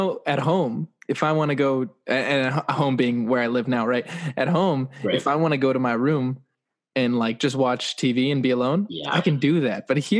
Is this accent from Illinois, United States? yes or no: no; San Diego, California, United States; now in Los Angeles, United States; Well, I live in LA usually. Okay. And I grew up in San Diego